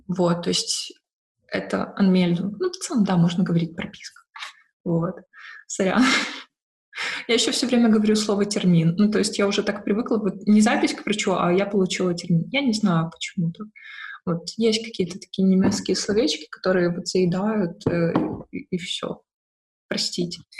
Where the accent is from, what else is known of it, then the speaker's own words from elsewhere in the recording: Odesa, Odesa Oblast, Ukraine; moved away as an adult; now in Berlin, Germany; я родом с Одессы